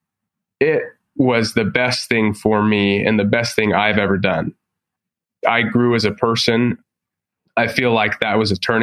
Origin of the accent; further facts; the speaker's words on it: Provo, Utah, United States; I grew up in Provo next to BYU